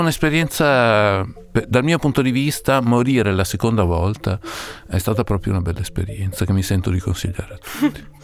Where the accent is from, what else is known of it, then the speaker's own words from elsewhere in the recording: Parma, Emilia-Romagna, Italy; il posto dove sono nato, Parma